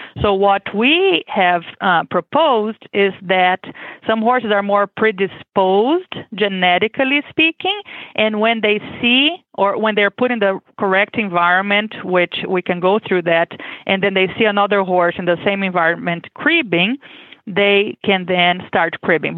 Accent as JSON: {"language": "English", "country": "Brazil", "tie": "born or raised there", "second_language": "English", "moved": "as an adult", "lives_now": "Kentucky, United States", "said": "I am originally from Brazil, as you can expect with my accent. I was born and raised there."}